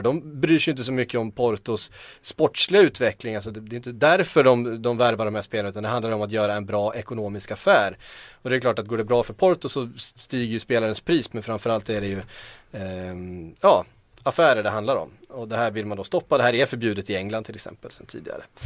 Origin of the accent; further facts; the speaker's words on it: Västervik, Kalmar County, Sweden; accent: Östgötska; min, min, min östgötska